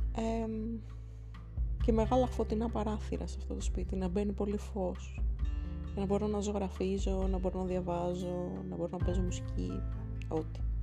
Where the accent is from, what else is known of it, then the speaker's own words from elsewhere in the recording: Athens, Attica, Greece; θέλω να φύγω και από την πόλη μου